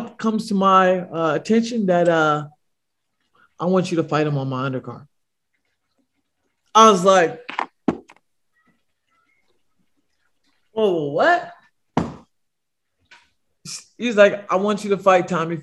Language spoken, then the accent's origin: English; Bay Area, California, United States; moved away; I'm from the Bay Area